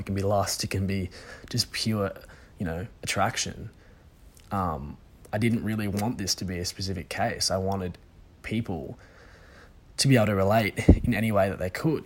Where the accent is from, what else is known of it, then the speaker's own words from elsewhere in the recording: Sydney, New South Wales, Australia; I'm from Sydney originally